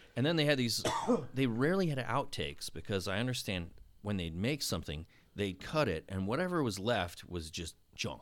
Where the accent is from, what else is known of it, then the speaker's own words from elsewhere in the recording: West Palm Beach, Florida, United States; Born and raised in West Palm Beach, Palm Beach County.